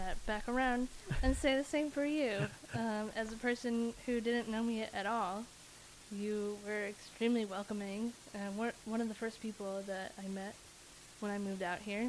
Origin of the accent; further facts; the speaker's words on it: Minnesota, United States; moved away as an adult; now in Los Angeles, United States; I grew up in Minnesota